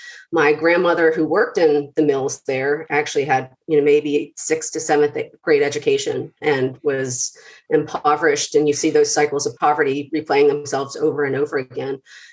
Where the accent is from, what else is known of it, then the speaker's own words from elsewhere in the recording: Atlanta, Georgia, United States; also born or lived in southern Mississippi; So I was born in southern Mississippi because my parents were in school down there, but I lived in metro Atlanta most of my life.